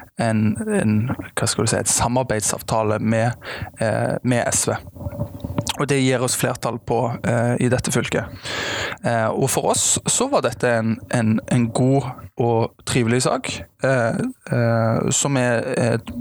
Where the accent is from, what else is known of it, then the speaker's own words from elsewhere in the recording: Stavanger, Rogaland, Norway; er fra Stavanger, eh, er halvt svensk